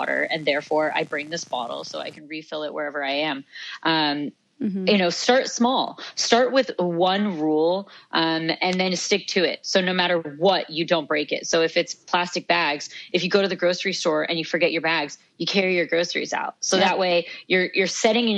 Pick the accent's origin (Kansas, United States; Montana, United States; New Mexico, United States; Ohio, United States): New Mexico, United States; Santa Fe; I grew up in Santa Fe, New Mexico